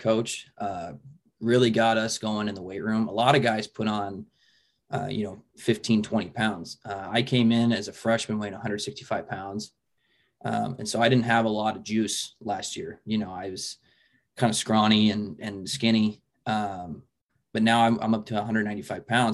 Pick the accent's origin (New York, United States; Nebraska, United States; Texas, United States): Nebraska, United States; Papillion; I grew up in Papillion, Nebraska, so I'm literally 10 minutes down the road from Bellevue